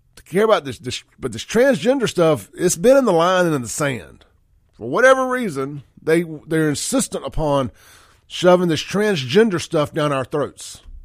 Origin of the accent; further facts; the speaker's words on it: United States; as an American, America, beer drinking, red-blooded, flag-waving, American